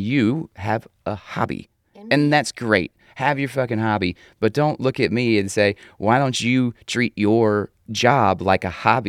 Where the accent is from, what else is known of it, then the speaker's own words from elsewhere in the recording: Atlanta, Georgia, United States; any guy born and raised in Atlanta